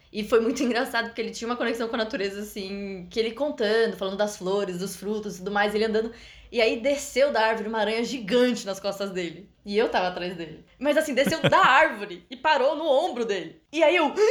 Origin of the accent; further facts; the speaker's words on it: Brazil; A gente na América Latina, a gente, eu digo, enquanto brasileiros viajando para outros países da América do Sul